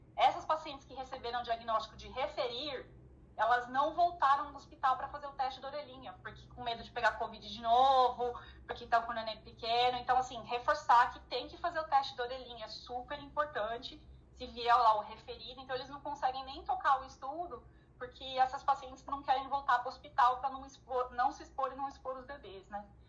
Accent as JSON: {"language": "Portuguese", "region": "São Paulo", "country": "Brazil", "said": "Eu, como sou de São Paulo"}